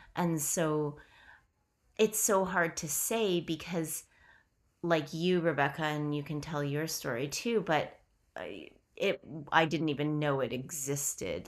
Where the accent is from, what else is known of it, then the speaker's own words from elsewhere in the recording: Canada; We are Queerly Canadian